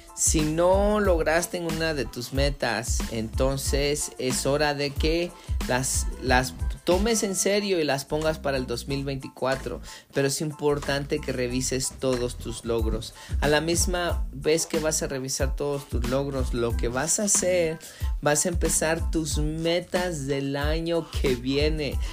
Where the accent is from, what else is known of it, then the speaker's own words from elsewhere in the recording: Mexico; moved away; en mi país, en México